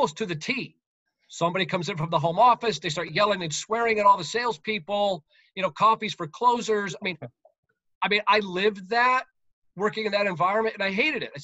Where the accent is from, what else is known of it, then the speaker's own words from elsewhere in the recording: United States; moved away as an adult; also born or lived in Connecticut / Massachusetts; I grew up in New York and Connecticut